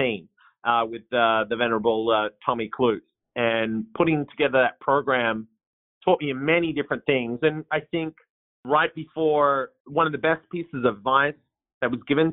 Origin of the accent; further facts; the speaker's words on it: Australia; accent: twang; moved away as an adult; now in Portland, United States; I don't have a Portland accent, but it's a little bit of a twang. So I moved here from Australia back in 2009.